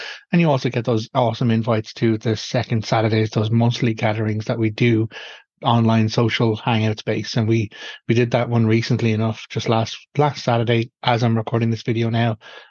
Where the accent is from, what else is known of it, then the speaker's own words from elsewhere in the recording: Ireland; the experiential life of me as an Irish pagan